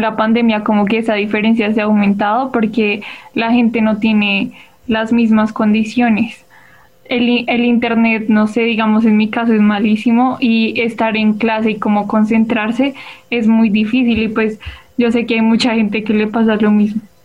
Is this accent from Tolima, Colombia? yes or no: no; Bogotá, Colombia; soy de Bogotá